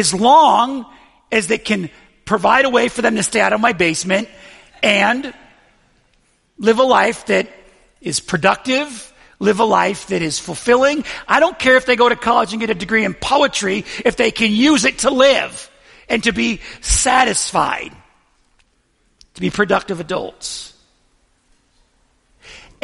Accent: Buffalo, New York, United States; I'm from Buffalo

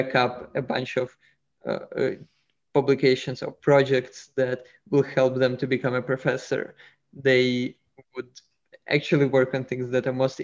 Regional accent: Russia; moved away; I'm originally from Russia

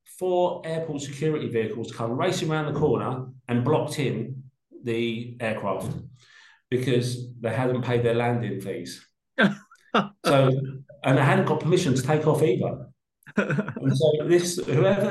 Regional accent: London, United Kingdom; I grew up in Peckham in South London

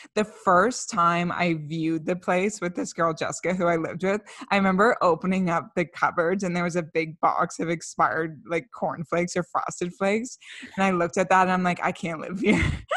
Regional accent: Canada; We're two Canadian millennials

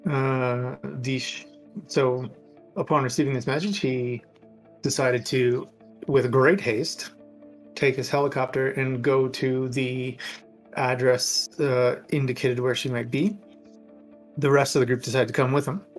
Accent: Canada; we are Canadian.

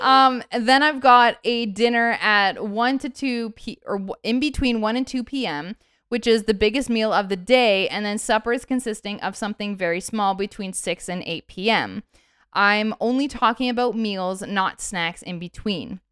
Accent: Canada; I'm born and raised in Canada

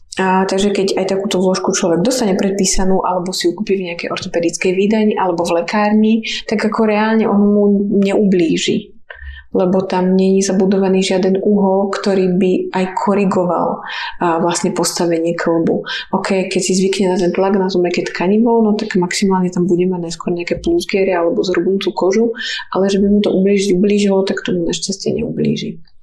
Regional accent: Púchov, Trenčín Region, Slovakia; also born or lived in Žilina; ja som odtiaľto, aký originál som od Žiliny, ale už potom, keď sme boli trochu väčšie, tak sme vyrastali pri dedine v Púchove

